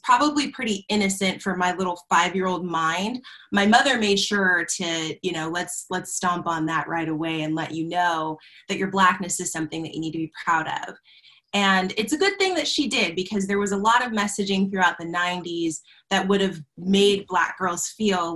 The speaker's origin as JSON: {"language": "English", "region": "Southern California", "country": "United States", "tie": "born or raised there", "said": "I grew up in Southern California"}